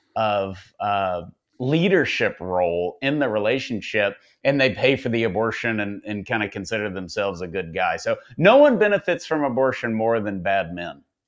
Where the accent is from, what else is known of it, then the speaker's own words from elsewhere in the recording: Tyler, Texas, United States; I'm from Tyler